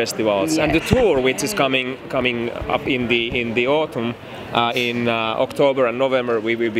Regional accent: Finland; we come from Finland.

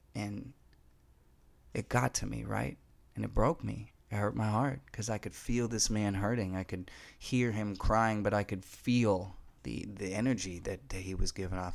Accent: Fargo, North Dakota, United States; moved away as an adult; also born or lived in Denver / California; I come from Fargo, North Dakota

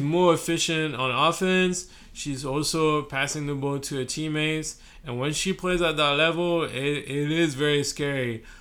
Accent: France; now in Brooklyn, United States; I'm from France

